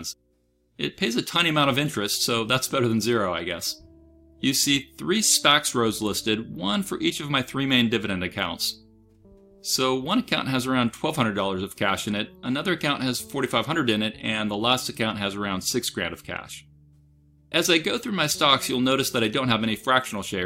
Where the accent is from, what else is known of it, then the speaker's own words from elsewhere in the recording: United States; I'm an American